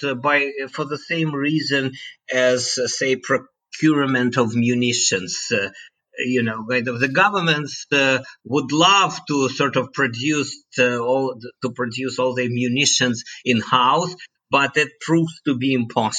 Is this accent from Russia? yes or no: yes; Moscow, Russia; moved away; I was born and bred in Moscow